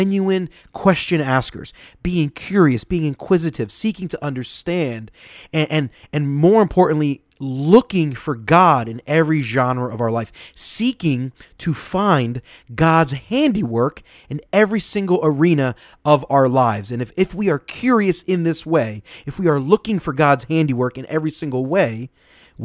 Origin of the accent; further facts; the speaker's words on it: Philadelphia, Pennsylvania, United States; moved away; I'm from Philadelphia originally